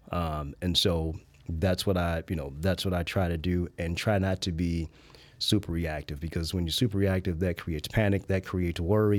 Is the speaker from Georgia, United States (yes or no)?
no; Chicago, Illinois, United States; I was born and raised in the Park Manor or Grand Crossing neighborhood